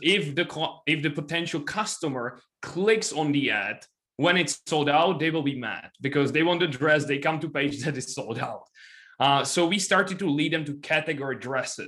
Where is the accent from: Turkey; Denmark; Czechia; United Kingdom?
Czechia; I'm from Czech Republic